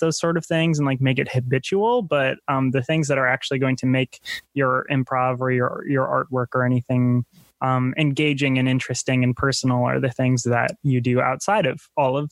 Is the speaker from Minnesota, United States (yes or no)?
yes; Minnesota, United States; I'm from Minnesota